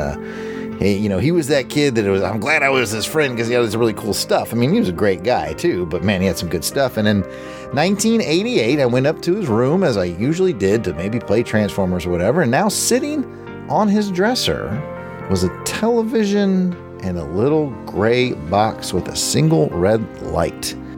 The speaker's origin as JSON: {"language": "English", "town": "Fulda", "region": "Hesse", "country": "Germany", "tie": "born or raised there", "said": "we're going back to the time where I grew up in Fulda, Germany."}